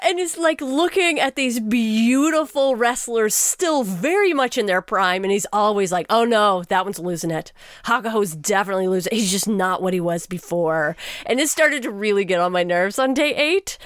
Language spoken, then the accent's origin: English; Texas, United States; as a Texan to learn Japanese through an Australian